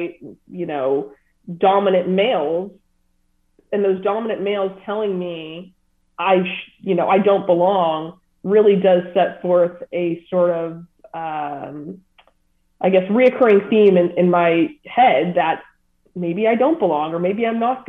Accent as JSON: {"language": "English", "region": "Southern California", "country": "United States", "tie": "born or raised there", "said": "I grew up in Southern California"}